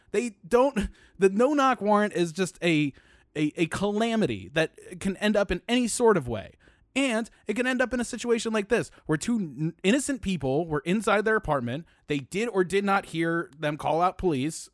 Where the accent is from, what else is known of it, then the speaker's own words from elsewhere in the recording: Baltimore, Maryland, United States; I'm from Baltimore